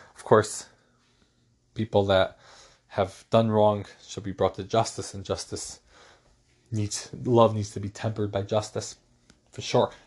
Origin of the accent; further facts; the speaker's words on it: New York, United States; my hometown New York Yankees